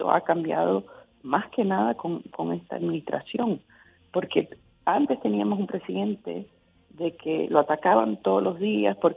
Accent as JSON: {"language": "Spanish", "country": "United States", "said": "yo puedo ser republicana, conservadora, pero por arriba de todo soy americana"}